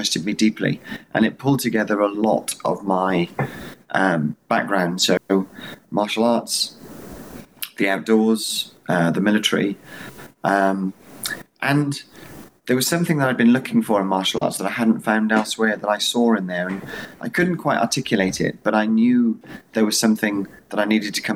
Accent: Wales, United Kingdom; now in Wiltshire, United Kingdom; I live in Wiltshire in the UK. I'm from Wales originally, which is one of the four countries in the UK

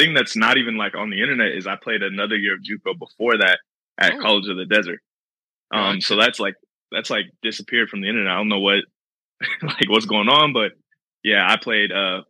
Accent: California, United States; So I was born and raised in Twin Falls, California. It's a military town, but it's also in the middle of nowhere.

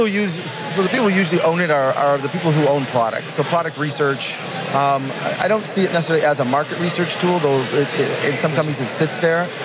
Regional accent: Detroit, Michigan, United States; I'm from Detroit

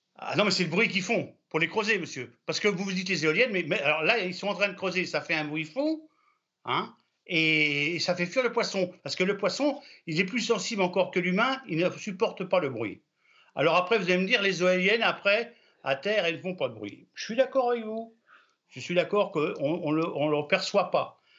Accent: Brittany, France; je suis breton, fier d'être breton, je défends ma nationalité bretonne

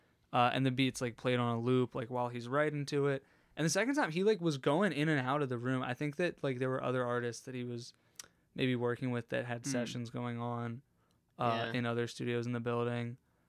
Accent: Harrisburg, Pennsylvania, United States; also born or lived in North Carolina; I'm from Harrisburg.

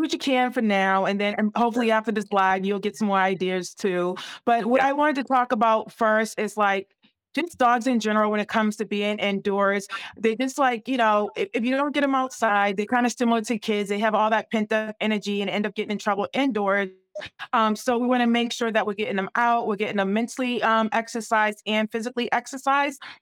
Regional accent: New England, United States; I'm from the New England area.

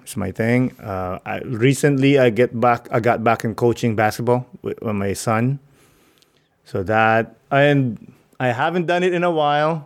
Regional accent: Philippines; moved away; when I was growing up in the Philippines

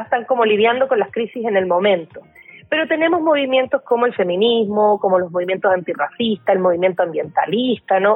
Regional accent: Chile; now in Mexico; el caso chileno, que es de donde yo vengo

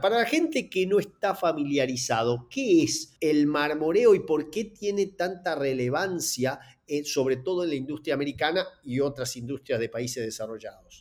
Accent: Argentina; soy argentino

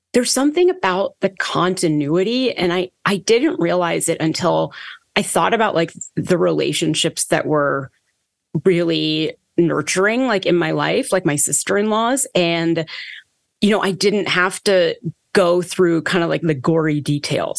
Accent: Toronto, Ontario, Canada; I was born in Toronto, Canada, and kind of grew up as a very, very anxious child of Indian immigrants

